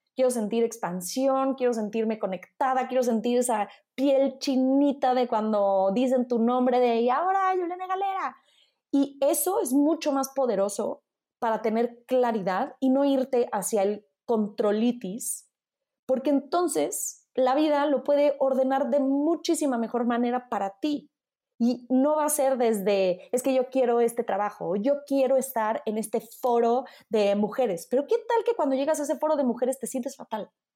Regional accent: Mexico; accent: Mexican; moved away as an adult; also born or lived in Italy; hablo italiano con un fuerte acento mexicano, entonces luego, luego de, ¿de dónde eres? De México

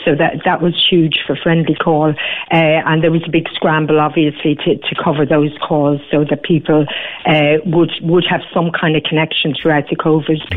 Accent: Cork, Munster, Ireland; we're Irish and we're from Cork

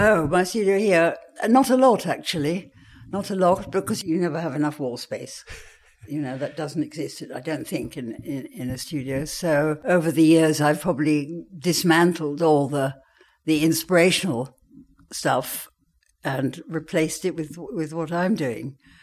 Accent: Worcestershire, West Midlands, United Kingdom; also born or lived in Vienna, Austria; the landscape where I grew up in Worcestershire was so spectacular

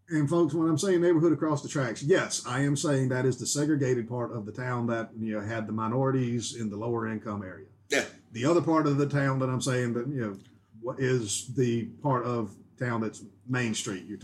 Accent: North Carolina, United States; where I grew up

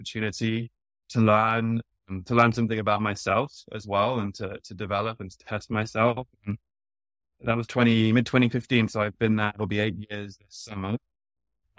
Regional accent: United Kingdom; moved away as an adult; now in New York, United States; I'm British, but I've been living in New York long enough now that I say soccer.

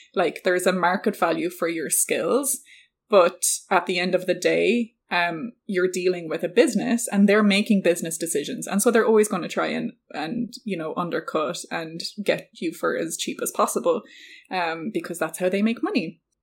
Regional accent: Ireland; I'm Irish

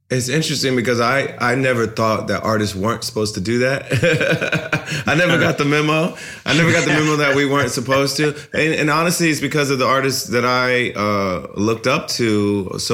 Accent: United States; also born or lived in San Diego

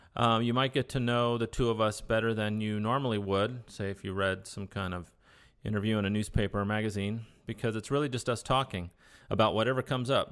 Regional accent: Newport Beach, California, United States; first language Spanish; English is a second language; also born or lived in Ensenada, Mexico; I grew up in Newport Beach

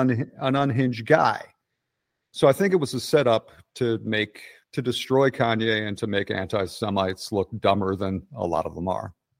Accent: Clifton Heights, Pennsylvania, United States; accent: Philadelphia; also born or lived in West Philadelphia / Center City, Philadelphia / Portland; now in Atlanta, United States; I'm from Clifton Heights

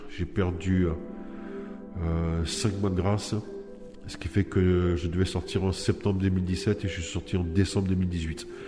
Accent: Nice, Provence-Alpes-Côte d'Azur, France; j'ai 49 ans, je viens de Nice.

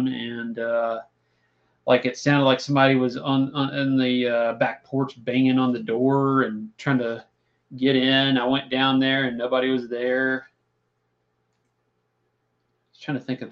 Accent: Christiansburg, Virginia, United States; I grew up in Christiansburg

